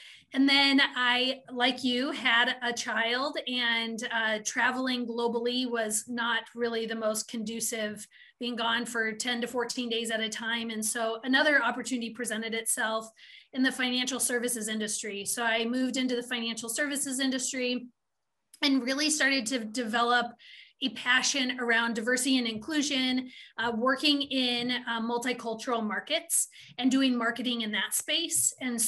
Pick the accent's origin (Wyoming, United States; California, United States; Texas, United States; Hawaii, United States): Wyoming, United States; also born or lived in Omaha, Nebraska / Wisconsin / Montana; I have born and raised in Wyoming for a portion of my life, then Omaha, Nebraska, then back to Wyoming, then to Wisconsin, and then Montana. And then now I'm back in Wisconsin.